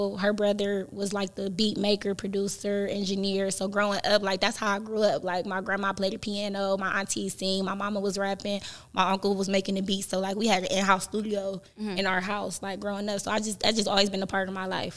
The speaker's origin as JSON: {"language": "English", "town": "Euclid", "region": "Ohio", "country": "United States", "tie": "born or raised there", "also_born_or_lived": "Cleveland, Ohio", "said": "I grew up mostly in Euclid, but most of my family from St. Clair"}